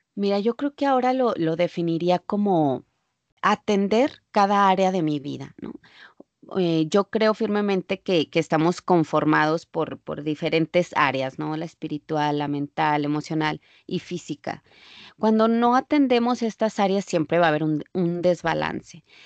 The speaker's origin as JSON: {"language": "Spanish", "country": "Mexico", "moved": "as an adult", "lives_now": "United States", "said": "ejercía cuando vivía en México"}